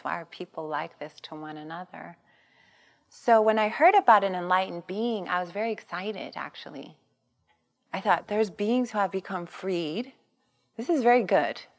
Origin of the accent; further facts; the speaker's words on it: Long Beach, California, United States; I grew up in East Long Beach Compton border